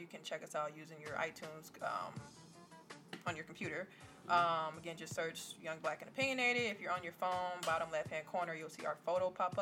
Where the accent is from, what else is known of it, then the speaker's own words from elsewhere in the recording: Wisconsin, United States; we're from Wisconsin